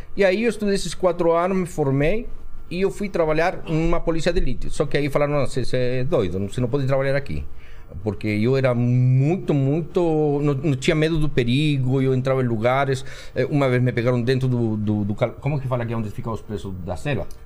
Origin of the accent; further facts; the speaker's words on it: Chile; moved away as an adult; now in Brazil; Eu vim do Chile